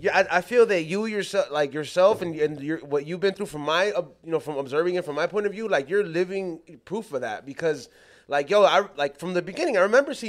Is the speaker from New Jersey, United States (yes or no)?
no; Los Angeles, California, United States; I'm from South Central